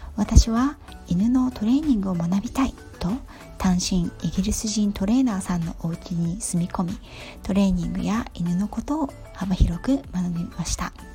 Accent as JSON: {"language": "Japanese", "town": "Yokohama", "region": "Kanagawa", "country": "Japan", "tie": "born or raised there", "also_born_or_lived": "England", "said": "五代目の浜っ子で、田舎暮らしというものを知らないで育った"}